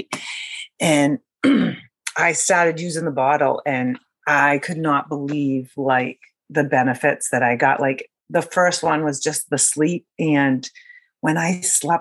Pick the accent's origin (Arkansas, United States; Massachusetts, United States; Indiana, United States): Massachusetts, United States; Acushnet; I'm from Acushnet, Massachusetts, and I have three children